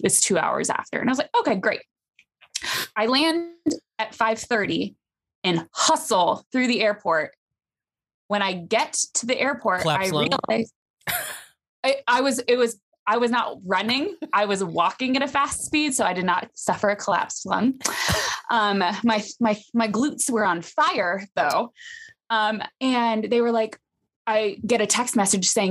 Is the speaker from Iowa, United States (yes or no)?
yes; Des Moines, Iowa, United States; I'm from Des Moines